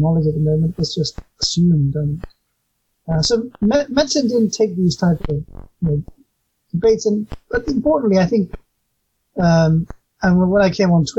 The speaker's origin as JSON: {"language": "English", "region": "England", "country": "United Kingdom", "tie": "born or raised there", "said": "I was raised mostly in England. I got there when I was quite young."}